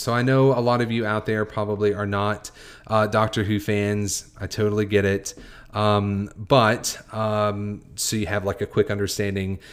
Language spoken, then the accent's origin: English; United States; I am Caucasian American. I, am a white American